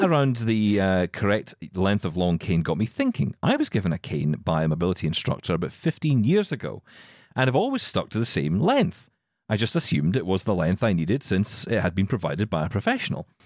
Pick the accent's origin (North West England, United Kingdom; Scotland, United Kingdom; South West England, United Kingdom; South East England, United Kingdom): Scotland, United Kingdom; I'm Scottish.